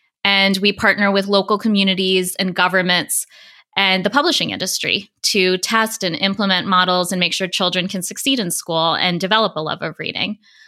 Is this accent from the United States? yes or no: yes; East Coast, United States; also born or lived in New York City / India / Spring, Texas; Yeah, I was born in New York City and grew up across many locations on the East Coast of the United States, as well as in India.